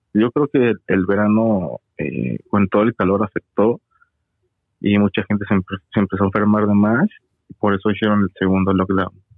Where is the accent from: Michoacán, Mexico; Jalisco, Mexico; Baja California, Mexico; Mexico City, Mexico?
Mexico City, Mexico; moved away as an adult; now in Toronto, Canada; de la Ciudad de México, ahí nací, soy chilango